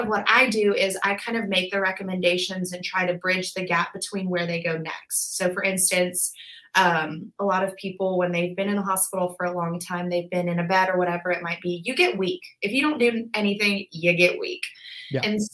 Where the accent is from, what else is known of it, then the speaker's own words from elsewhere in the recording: Birmingham, Alabama, United States; also born or lived in Auburn, Alabama; I was born and raised in Birmingham. I went to Hoover High School.